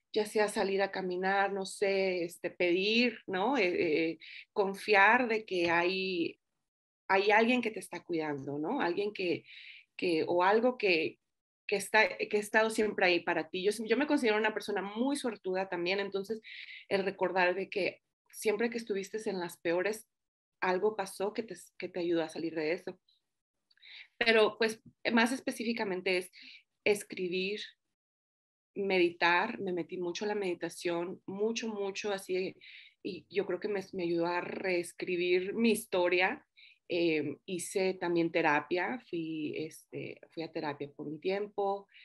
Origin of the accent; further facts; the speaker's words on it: Los Angeles, California, United States; now in Denver, United States; bueno, yo crecí en Los Ángeles, California, ahorita estoy en Denver, Colorado. Hace cuatro años que vine aquí con mi esposo, igual buscando nuevas oportunidades